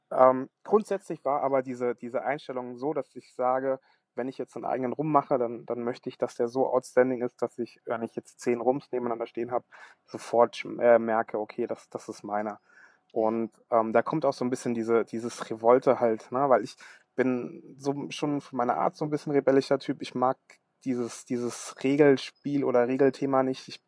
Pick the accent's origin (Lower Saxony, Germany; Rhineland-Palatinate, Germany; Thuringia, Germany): Rhineland-Palatinate, Germany; Worms; ich komme aus Worms. Worms ist ja bekannt dafür, dass, dass Martin Luther seine 95 Thesen hier gegen die katholische Kirche verteidigt hat